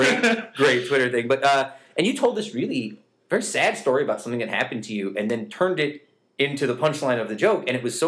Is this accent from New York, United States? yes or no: yes; New York, United States; I forget sometimes that we're from New York State.